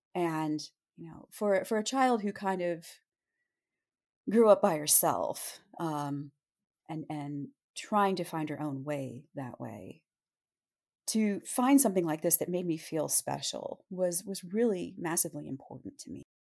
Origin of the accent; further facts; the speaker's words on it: Montoursville, Pennsylvania, United States; also born or lived in Williamsport, Pennsylvania; I was born in Williamsport, Pennsylvania, and I grew up in a rather small town called Montoursville